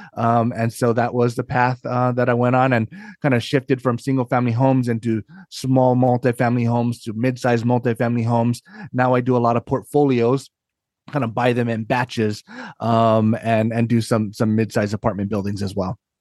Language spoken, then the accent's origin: English; Hawaii, United States; moved away as an adult; now in Northern Virginia, United States; I'm born and raised in Hawaii